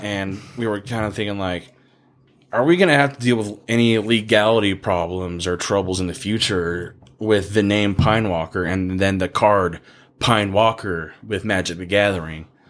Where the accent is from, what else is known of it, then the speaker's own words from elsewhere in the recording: United States; I'm American